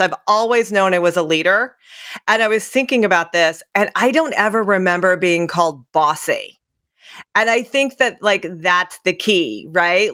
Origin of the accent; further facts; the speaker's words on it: Centralia, Illinois, United States; where I grew up in Centralia, Illinois